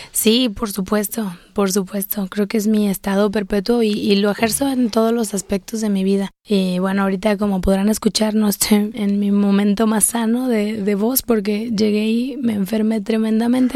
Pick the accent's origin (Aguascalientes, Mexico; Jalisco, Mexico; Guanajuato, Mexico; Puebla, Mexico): Jalisco, Mexico; Guadalajara; yo soy tapatía, vivo en Guadalajara